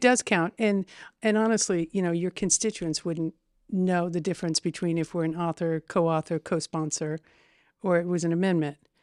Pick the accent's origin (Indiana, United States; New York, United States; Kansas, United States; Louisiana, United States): Indiana, United States; Terre Haute; I am fifty-five years old and I've probably lived there maybe fifty-two